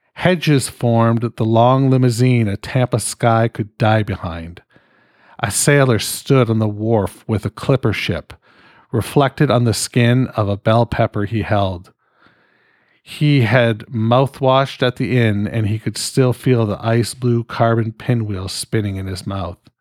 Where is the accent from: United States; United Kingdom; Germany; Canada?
Canada; I'm fucking Canadian